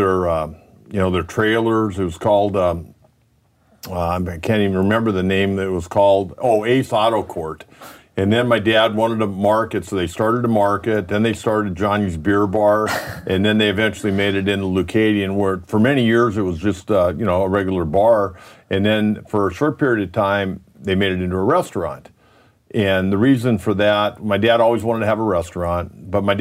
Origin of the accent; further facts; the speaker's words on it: Solana Beach, California, United States; I was born and raised in Solana Beach, born in Old Scripps Hospital, raised in Solana Beach